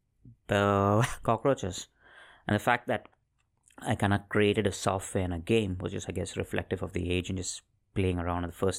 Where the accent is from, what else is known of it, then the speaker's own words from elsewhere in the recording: Mumbai, Maharashtra, India; I was born in Mumbai, India.